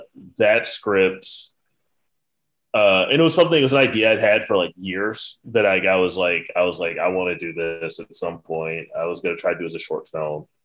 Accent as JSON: {"language": "English", "town": "Richmond", "region": "Virginia", "country": "United States", "tie": "born or raised there", "said": "Growing up in Richmond, Virginia"}